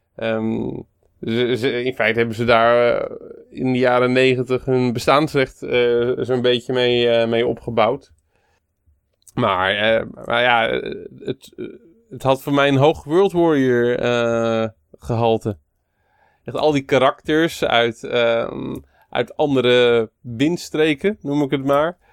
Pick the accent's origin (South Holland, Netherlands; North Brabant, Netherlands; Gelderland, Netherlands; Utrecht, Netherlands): South Holland, Netherlands; Moordrecht; Dijkhuisje was een eh, snackbar in Moordrecht, waar ik opgegroeid ben.